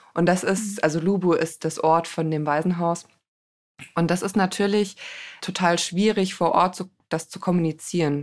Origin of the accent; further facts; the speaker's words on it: Germany; ich bin selber im Rhein-Gemeingebiet groß geworden